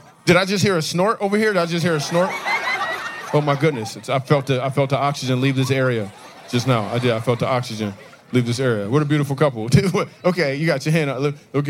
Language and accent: English; Grand Rapids, Michigan, United States; Grand Rapids where I was from.